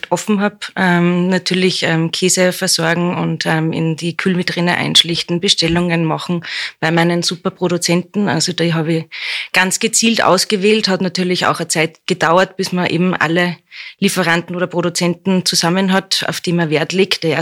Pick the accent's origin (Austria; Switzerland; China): Austria; Spitz, Lower Austria; Ich komme aus der Wachau, aus Spitz und ähm, ja, in der Wachau spielt Wein eine große Rolle, Kulinarik eine große Rolle